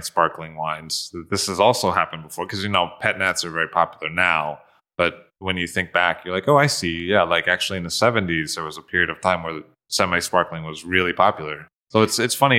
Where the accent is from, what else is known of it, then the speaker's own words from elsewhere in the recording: United States; being an American